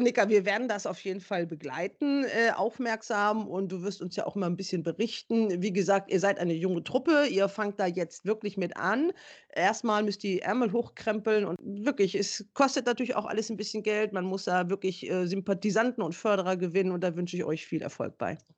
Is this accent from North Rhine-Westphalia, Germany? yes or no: yes; Düsseldorf, North Rhine-Westphalia, Germany; also born or lived in Lower Saxony; ich bin ja geboren in Niedersächsin, aber trotzdem habe ich hier so ein bisschen in Gerresheim, also in meinem Heimatstadtteil in Düsseldorf